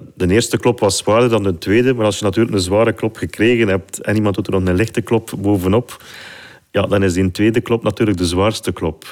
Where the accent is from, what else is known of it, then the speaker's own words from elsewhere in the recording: Flanders, Belgium; ik ben geboren en getogen in Vlaanderen